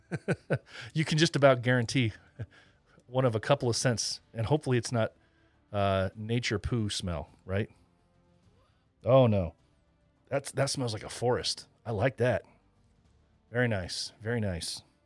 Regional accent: Indiana, United States; my home state, Indiana

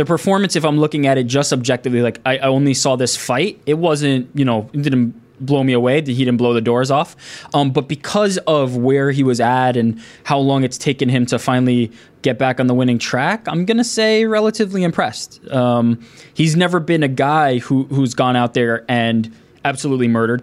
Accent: New York, United States; I'm from New York and because I've lived in the tri-state area my entire life

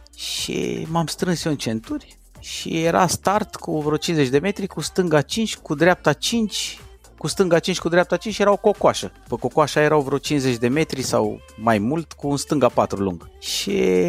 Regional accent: Brașov, Brașov County, Romania; eu m-am născut în Brașov

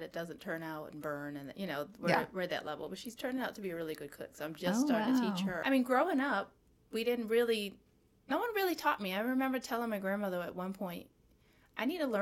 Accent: Maryland, United States; moved away as an adult; also born or lived in Cape Cod, Massachusetts; now in Atlanta, United States; I left Massachusetts when I was 7. And I grew up in the DMV. I grew up in Maryland.

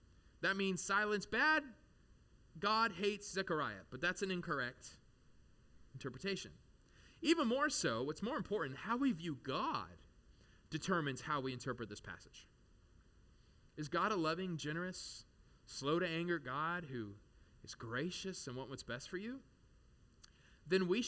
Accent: United States; as an American

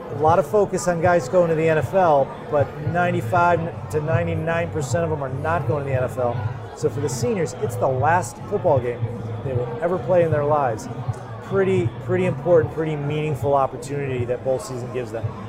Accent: Cheshire, Connecticut, United States; I grew up in Cheshire, Connecticut.

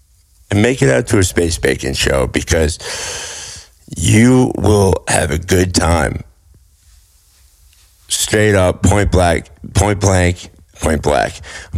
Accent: Harrisburg, Pennsylvania, United States; I'm from Pennsylvania, no, born not. And raised. I'm from Harrisburg.

